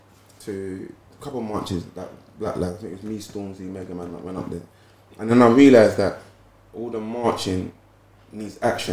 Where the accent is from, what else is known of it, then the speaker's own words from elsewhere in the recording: London, United Kingdom; I grew up in Deptford.